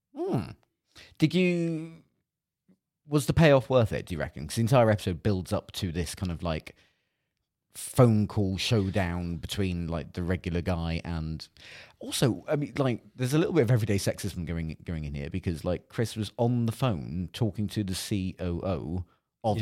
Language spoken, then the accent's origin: English; Cornwall, South West England, United Kingdom; I, I grew up in Cornwall